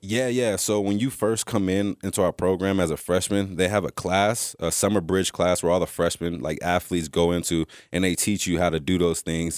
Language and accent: English; California, United States; moved away as an adult; also born or lived in Texas; I came from California